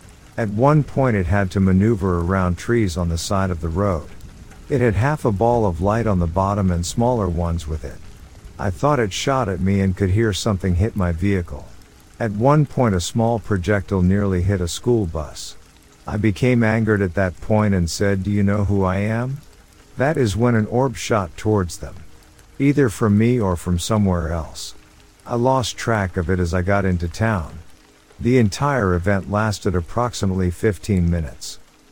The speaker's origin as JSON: {"language": "English", "region": "County Clare", "country": "Ireland", "tie": "born or raised there", "moved": "yes", "lives_now": "United States", "said": "I'm originally from Ireland. I moved to the States roughly 20 years ago. This story takes place in County Clare, Ireland, when I was about 15 years old."}